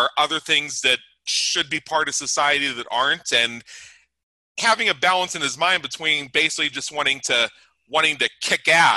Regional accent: United States; being an American

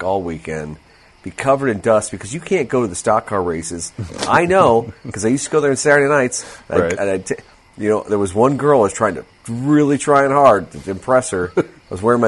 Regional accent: Fairbury, United States; growing up in Fairbury.

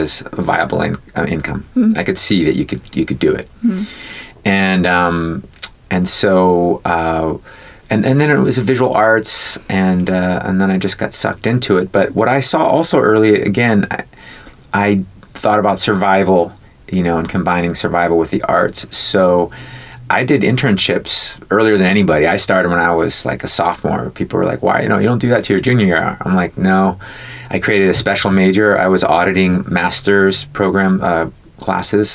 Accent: Oakland, California, United States; also born or lived in San Francisco; I was born in San Francisco. My mom was fourth generation from the Bay Area. We were born in the same hospital. Well, technically, I was born in Oakland.

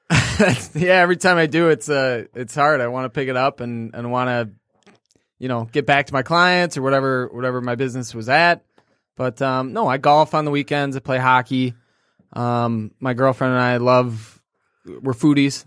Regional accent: Clarkston, Michigan, United States; also born or lived in Kalamazoo / Grand Rapids; I grew up in Clarkston

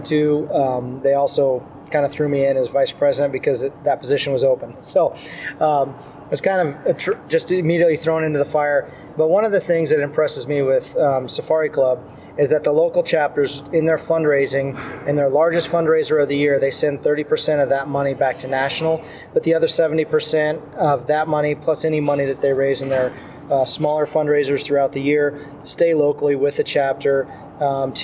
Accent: Southwest Colorado, United States; I grew up in Southwest Colorado, the mountains of Southwest Colorado

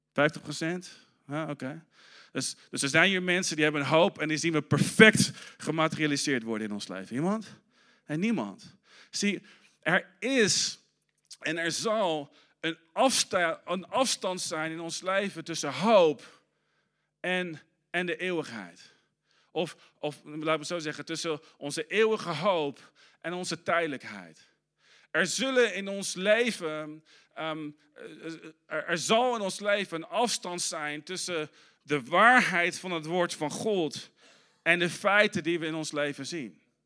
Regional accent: Arnhem, Gelderland, Netherlands; moved away; toen ik in Arnhem opgroeide

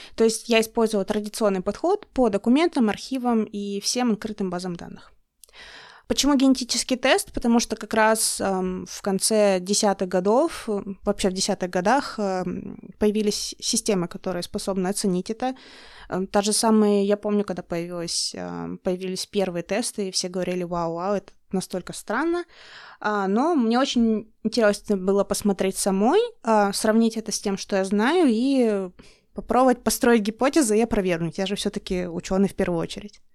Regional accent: Russian Far East, Russia; moved away as an adult; я с Дальнего Востока, мы все переселенцы

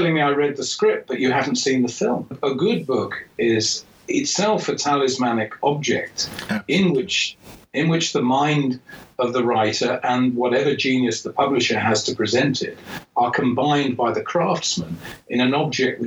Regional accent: England, United Kingdom; as an Englishman

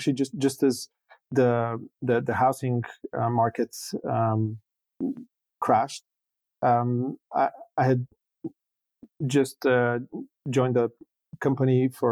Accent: Bulgaria; born or raised there

